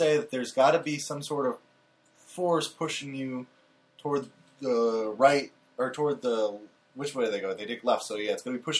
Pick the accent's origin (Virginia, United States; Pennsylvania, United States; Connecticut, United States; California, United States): Connecticut, United States; We grew up in Connecticut.